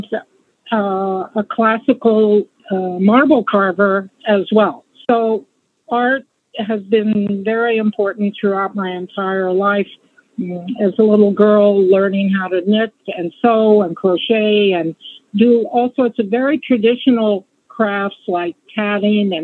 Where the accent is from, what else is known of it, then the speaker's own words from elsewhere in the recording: Montana, United States; I was born and raised in Montana